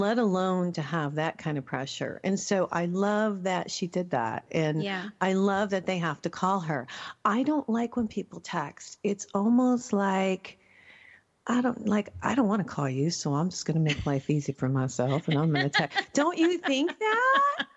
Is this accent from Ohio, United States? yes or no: yes; Ohio, United States; moved away; also born or lived in Michigan / New Mexico / Texas; I grew up in Ohio and then moved to New Mexico, you know, moved to Michigan, then New Mexico, and I'm New Mexico, Texas, back and forth.